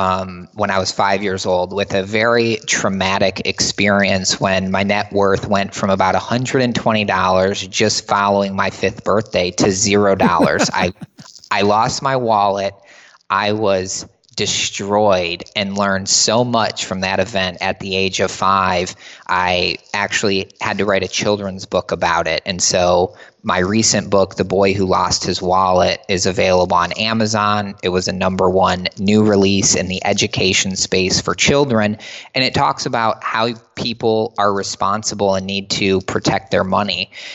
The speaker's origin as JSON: {"language": "English", "region": "Michigan", "country": "United States", "tie": "born or raised there", "said": "we played ice hockey growing up in Michigan, and we went to the University of Michigan."}